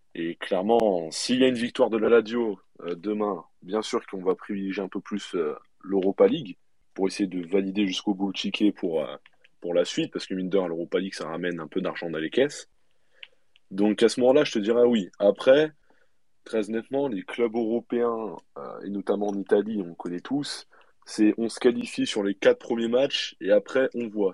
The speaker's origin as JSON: {"language": "French", "town": "Martigues", "region": "Provence-Alpes-Côte d'Azur", "country": "France", "moved": "as an adult", "said": "moi je suis originaire de Martigues. Malheureusement, je suis immigré de, de Martigues maintenant. Ça fait 3-4 euh, ans maintenant déjà"}